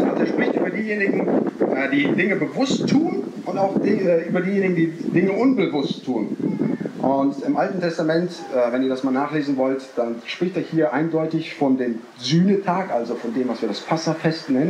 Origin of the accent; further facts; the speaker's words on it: Neuwied, Rhineland-Palatinate, Germany; ich komme aus Neuwied bei Koblenz am Rhein.